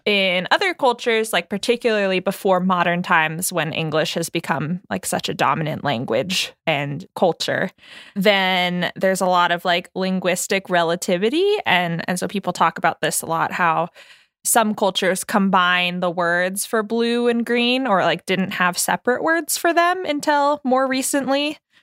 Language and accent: English; United States; we were all born and raised in the United States